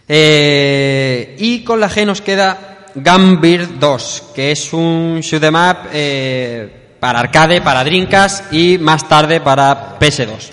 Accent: Elche, Valencian Community, Spain; yo soy de Elche

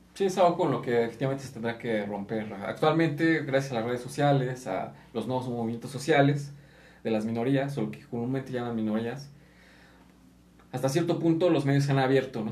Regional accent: Mexico; Aquí en México muchas veces nos ofendemos

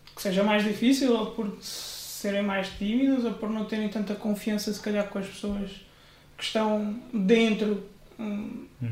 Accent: Benavente, Santarém District, Portugal; also born or lived in Coimbra / Águeda; now in Ourém, Portugal; Nasci em Coimbra, vivi muitos anos em Benavente, pertenci à Assembleia de Deus de Benavente.

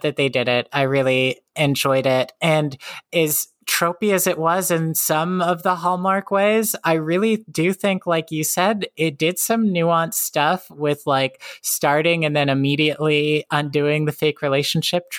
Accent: Missouri, United States; Midwestern Family Affairs that I'm so familiar with, having grown up in Missouri as a young Zoomer.

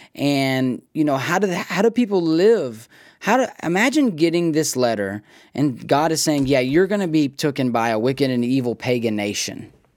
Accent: United States; we as American thinkers

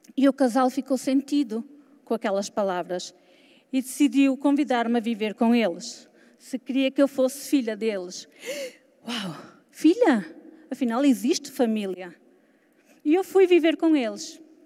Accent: Portugal; also born or lived in Lisbon; Sou de Portugal.

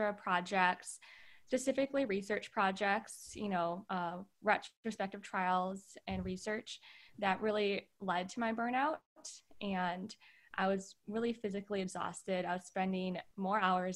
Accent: Wisconsin, United States; moved away as an adult; also born or lived in California; I grew up in the Midwest, Wisconsin specifically

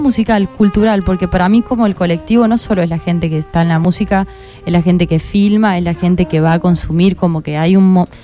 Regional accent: Córdoba, Argentina; moved away as an adult; now in Buenos Aires, Argentina; yo soy de Córdoba

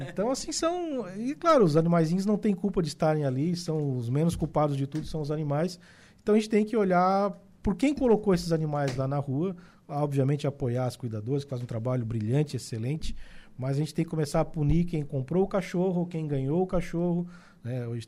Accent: Araranguá, Santa Catarina, Brazil; sou menino do centro

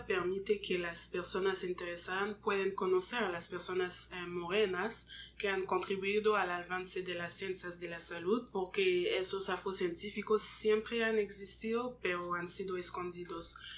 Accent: Montreal, Quebec, Canada; Spanish is a second language; yo nací aquí en Canadá, pero mis padres son congoleños, así somos, yo soy también congoleña

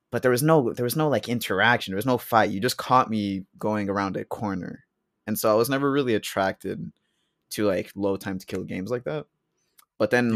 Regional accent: Charlottetown, Prince Edward Island, Canada; also born or lived in United States / Colombia; both my parents are Colombian. Um, I was born in the States, currently living in Canada

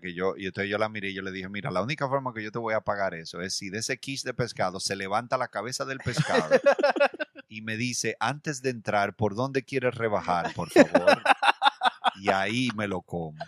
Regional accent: Dominican Republic; nosotros, eh, como dominicanos

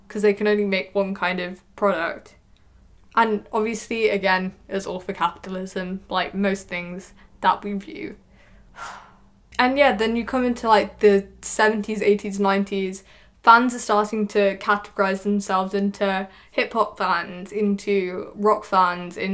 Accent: United Kingdom; I'm a British kid

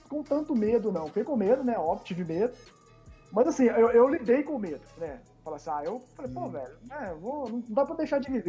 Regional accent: Rio de Janeiro, Brazil; accent: carioca; eu tinha um sotaque muito carioca, né?

